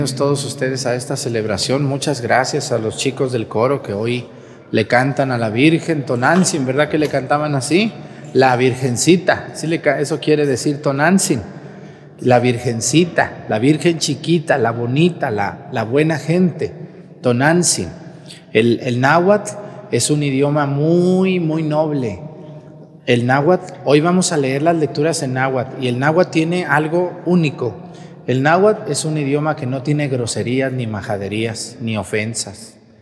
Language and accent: Spanish; Mexico; Todos los que somos mexicanos